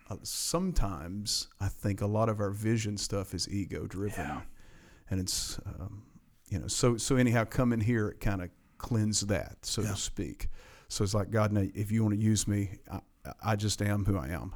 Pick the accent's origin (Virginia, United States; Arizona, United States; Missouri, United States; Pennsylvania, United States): Virginia, United States; Appalachian Mountains of; accent: mountain slang; I'm from the Appalachian Mountains of yeah. Virginia, and I got this mountain slang